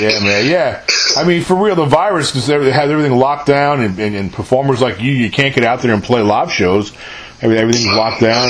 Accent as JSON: {"language": "English", "region": "New York", "country": "United States", "tie": "born or raised there", "also_born_or_lived": "San Antonio, Texas / New Braunfels, Texas", "moved": "as an adult", "said": "I'm born and raised in New York originally"}